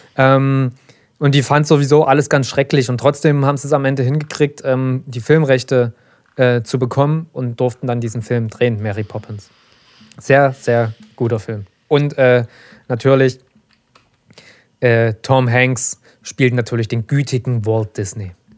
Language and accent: German; Saxony, Germany; ich als Sachse